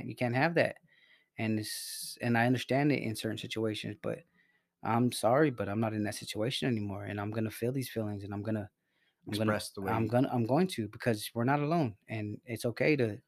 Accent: Salinas, California, United States; I'm from Salinas. I grew up around some gangsters

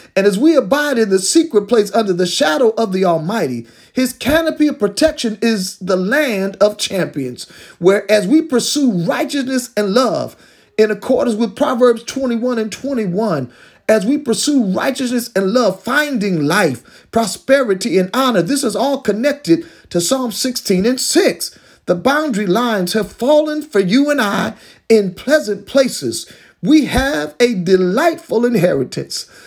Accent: Detroit, Michigan, United States; I was growing up in the Detroit public school system back in the early sixties

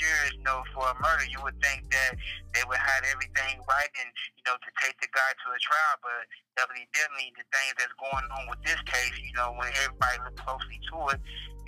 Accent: Champaign, Illinois, United States; also born or lived in Springfield, Illinois; I was born and raised in Champaign, Alabama, Illinois

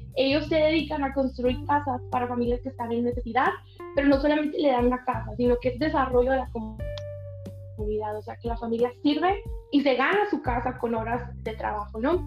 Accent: Miguel Alemán, Sonora, Mexico; aquí en mi ciudad, aquí en mi país.

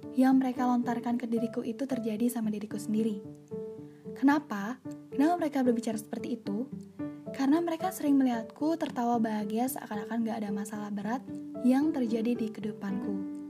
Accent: Bali, Indonesia; also born or lived in Bandung; Aku lahir di Bandung dan dibesarkan di Bali

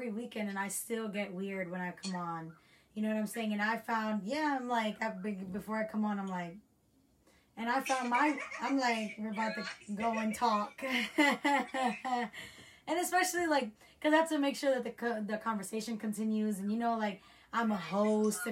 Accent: United States; our generation that we grew up in America

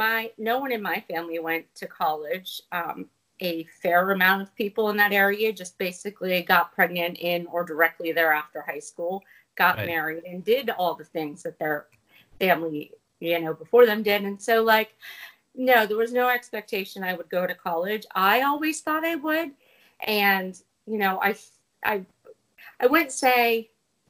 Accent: rural Pennsylvania, United States; moved away; also born or lived in New Jersey; I grew up in rural Pennsylvania mainly. That and like a part of Jersey

